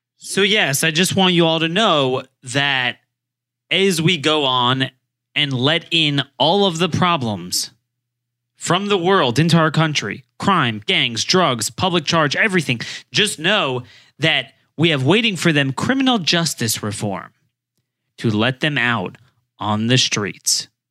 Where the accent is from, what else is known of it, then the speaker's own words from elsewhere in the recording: Baltimore, Maryland, United States; my hometown